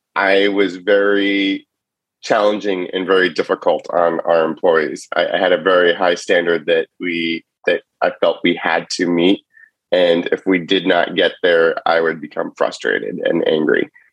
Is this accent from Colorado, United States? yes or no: no; Cleveland, Ohio, United States; also born or lived in Chicago; now in San Francisco Bay Area, United States; I grew up in Cleveland and I was a big Cleveland sports fan.